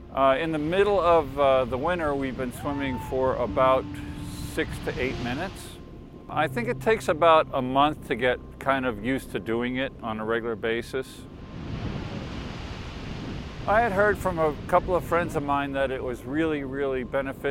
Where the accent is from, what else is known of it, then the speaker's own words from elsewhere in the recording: Kingston, Rhode Island, United States; I am a winter swimmer. I'm from Kingston, Rhode Island.